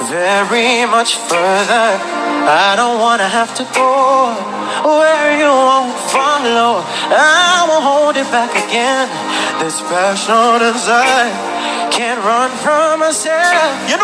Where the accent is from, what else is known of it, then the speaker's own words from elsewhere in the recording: Jamaica; I'm still Jamaican. I love my country